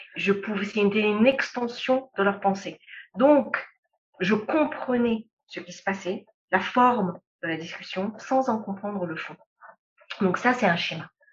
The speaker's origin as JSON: {"language": "French", "country": "Lebanon", "tie": "born or raised there", "also_born_or_lived": "Europe / Middle East / Africa", "moved": "yes", "said": "je suis libanaise"}